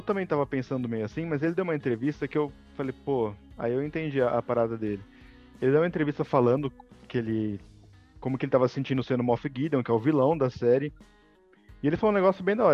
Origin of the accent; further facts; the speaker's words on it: Brazil; accent: interior; meu sotaque porque eu sou do interior